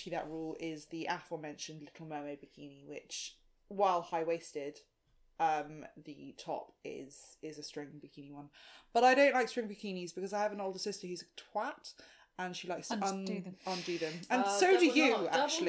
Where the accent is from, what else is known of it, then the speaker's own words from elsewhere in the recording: South Africa; I'm South African